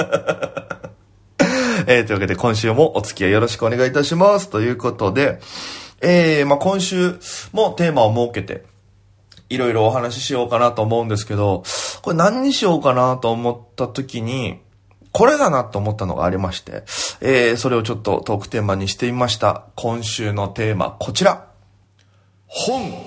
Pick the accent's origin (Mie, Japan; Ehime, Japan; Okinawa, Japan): Okinawa, Japan; moved away as an adult; now in Tokyo, Japan; 沖縄芸人